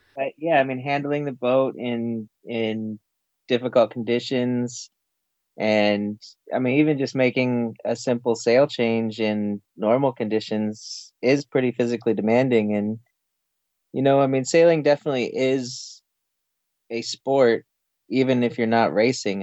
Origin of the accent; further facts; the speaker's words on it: New Mexico, United States; moved away as an adult; also born or lived in Florida; I grew up in New Mexico